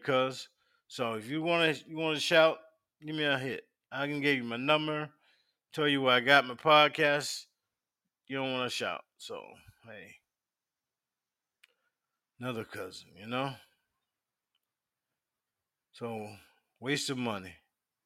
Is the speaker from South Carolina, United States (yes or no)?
yes; Union County, South Carolina, United States; a small town called Leeds. It's in South Carolina. And we were raised in Union County